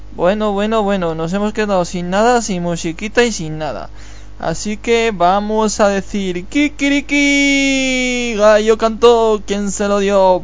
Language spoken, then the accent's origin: Spanish; Zalduendo de Álava, Basque Country, Spain; also born or lived in Burgos; mi pueblo, donde se hace el paracaídas